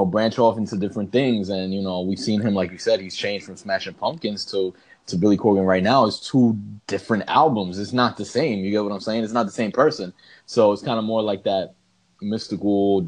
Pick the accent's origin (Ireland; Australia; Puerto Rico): Puerto Rico; growing up in Puerto Rico